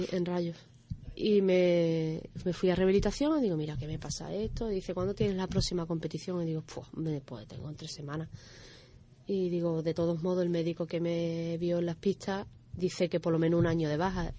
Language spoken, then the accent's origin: Spanish; Dos Hermanas and Seville, Andalusia, Spain; also born or lived in La Línea de la Concepción / Alcalá de Guadaíra; now in Algeciras, Spain; yo me he criado entre dos hermanas y Sevilla